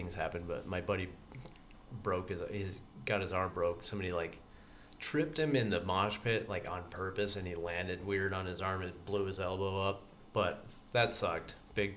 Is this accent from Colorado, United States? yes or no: yes; Vail, Colorado, United States; now in San Luis Obispo, United States; I grew up in Vail, Colorado